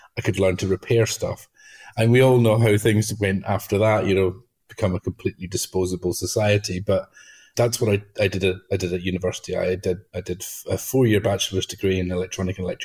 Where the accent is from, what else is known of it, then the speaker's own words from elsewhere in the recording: Outer Hebrides, Scotland, United Kingdom; I grew up in the Outer Hebrides